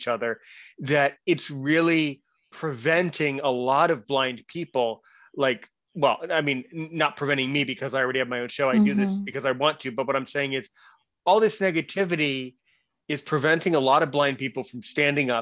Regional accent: United States; I was born in the United States somewhere

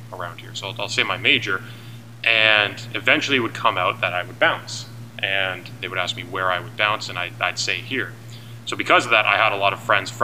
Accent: Hamilton, Ontario, Canada; moved away as an adult; now in Waterloo, Canada; initially I'm from Hamilton

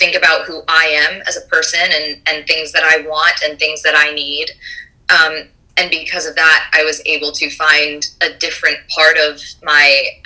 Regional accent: Rhode Island, United States; I'm from Rhode Island

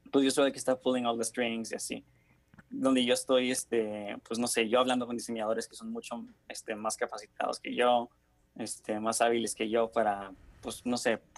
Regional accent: Nuevo León, Mexico; born there; also born or lived in Honduras / Toluca; Sí, nací en México, en Nuevo León, pero, este, digamos, solo estuve ahí como tres meses en lo que mis papás iban de vuelta a Honduras.

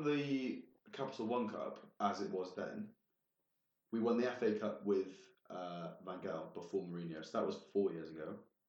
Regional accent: Wales, United Kingdom; I'm Welsh.

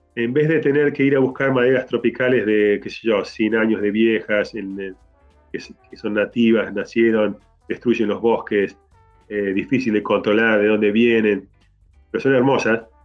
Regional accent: Argentina; moved away; also born or lived in Canada; nací en Argentina y me fui de ahí

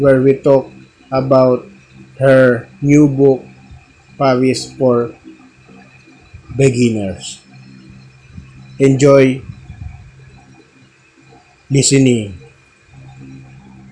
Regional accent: Manila, Metro Manila, Philippines; I'm from Manila.

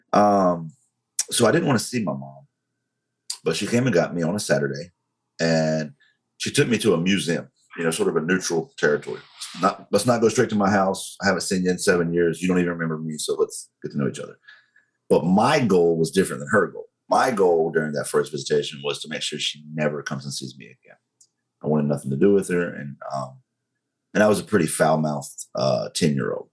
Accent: Western North Carolina, United States; accent: southern; North Carolina thick; moved away as an adult; also born or lived in Monterey, California; I was raised in Western North Carolina. Um, it's called Crowder's Mountain

